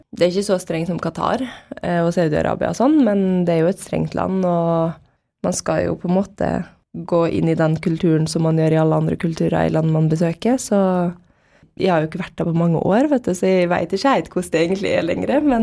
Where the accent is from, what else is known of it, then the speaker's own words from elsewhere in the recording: Molde, Møre og Romsdal, Norway; born there; also born or lived in Bahrain; Så jeg er født i Molde, da, og så dro vi til Bahrain, og så bodde jeg der de to første åra mine.